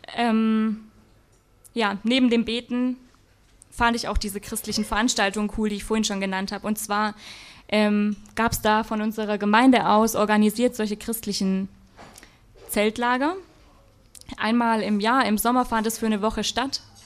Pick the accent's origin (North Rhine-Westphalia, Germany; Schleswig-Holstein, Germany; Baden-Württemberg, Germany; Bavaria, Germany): Baden-Württemberg, Germany; Black Forest; ich komme aus dem Schwarzwald, da sagt man nicht Chemie